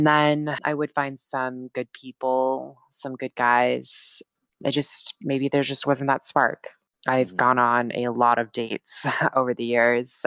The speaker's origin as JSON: {"language": "English", "region": "Montana", "country": "United States", "tie": "born or raised there", "also_born_or_lived": "Fort Collins, Colorado", "moved": "as an adult", "lives_now": "Oregon, United States", "said": "I now live in Oregon, but I'm originally from Montana."}